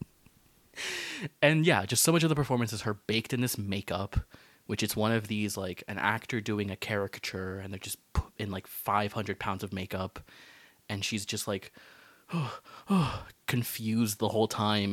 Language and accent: English; United States; I grew up in America